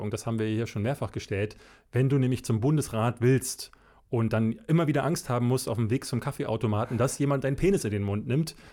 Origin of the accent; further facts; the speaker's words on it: Berlin, Germany; ich bin in Berlin-Marzahn groß geworden. Berlin-Marzahn ist in der Zeit, also in den 80er Jahren, Anfang der 80er, ich bin ja 81 geboren, gerade erst gebaut worden.